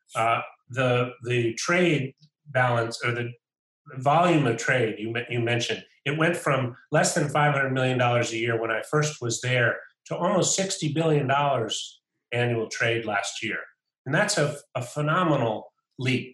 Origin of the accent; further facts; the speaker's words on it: United States; I'm an American, and I represent the U.S. government